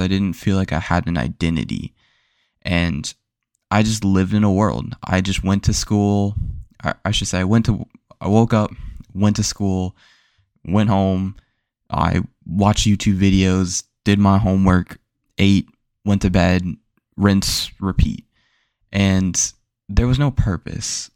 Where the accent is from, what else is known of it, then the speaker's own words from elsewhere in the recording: Florida, United States; where I grew up, I grew up in Florida